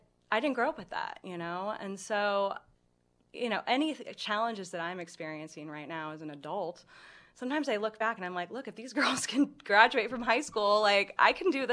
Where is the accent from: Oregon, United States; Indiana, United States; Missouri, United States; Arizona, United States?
Indiana, United States; Indianapolis; I'm from Indianapolis